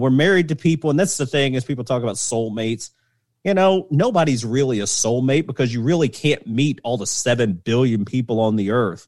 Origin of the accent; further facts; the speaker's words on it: the South, United States; I grew up in the South, and I embrace my Southern heritage